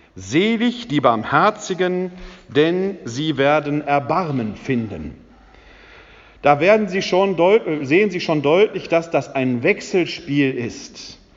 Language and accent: German; Essen, North Rhine-Westphalia, Germany; moved away; also born or lived in Wuppertal / Bochum / Munich / Bonn; Ich äh, bin gebürtig aus dem Ruhrgebiet, aus der Stadt Essen. Das hört man mir ab und zu noch